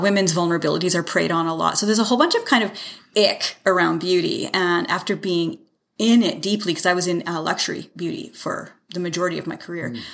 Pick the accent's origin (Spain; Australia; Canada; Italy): Canada; also born or lived in Salmon Arm, British Columbia / Calgary / Toronto; I, I was born in Salmon Arm, but raised here